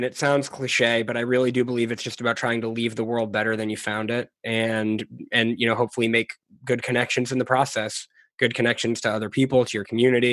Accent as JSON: {"language": "English", "region": "New England", "country": "United States", "tie": "born or raised there", "also_born_or_lived": "Philadelphia / Washington, D.C. area / Maryland / New Orleans", "moved": "as an adult", "lives_now": "Austin, United States", "said": "I grew up in the Northeast in New England, but I've been kind of making my way south and west ever since. I've moved around quite a bit."}